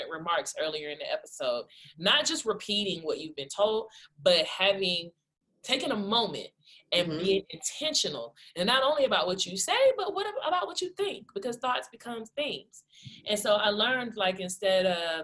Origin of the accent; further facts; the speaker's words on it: Columbia, South Carolina, United States; also born or lived in Georgetown, South Carolina / Greater Phoenix, Arizona; now in Phoenix, United States; I'm from Columbia, South Carolina, originally from Georgetown, South Carolina.